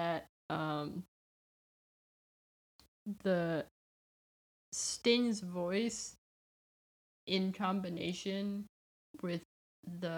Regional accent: United States; I am American and I live in America

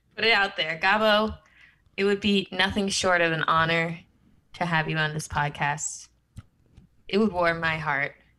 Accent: Midwest, United States; I'm a Midwest gal

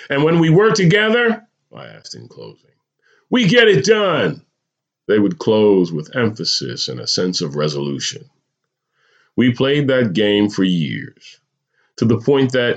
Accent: New Jersey, United States; moved away as an adult; also born or lived in California; I remember moving to California after growing up in New Jersey

